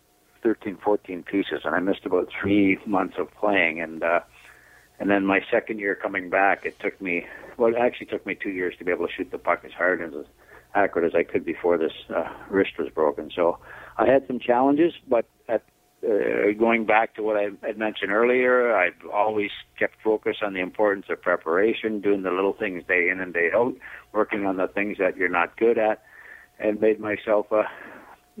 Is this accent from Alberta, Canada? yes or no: no; St. Jacobs, Ontario, Canada; also born or lived in London, Ontario / Toronto; growing up in St. Jacob's, Kitchener-Waterloo, that I could, you know, play close to home.